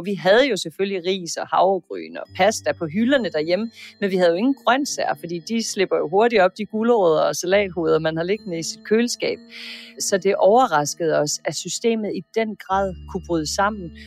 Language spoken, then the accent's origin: Danish; Denmark; som dansker